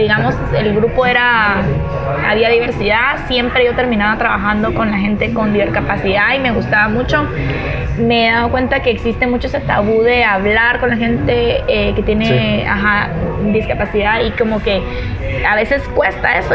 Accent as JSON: {"language": "Spanish", "town": "Guatemala City", "region": "Guatemala Department", "country": "Guatemala", "tie": "born or raised there", "said": "crecí aquí en Guatemala, en la ciudad de Guatemala."}